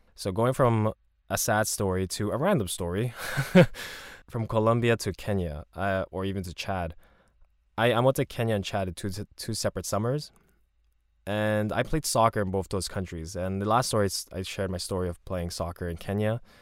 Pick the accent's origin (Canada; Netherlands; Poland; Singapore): Canada; I'm Canadian, but then my parents are Korean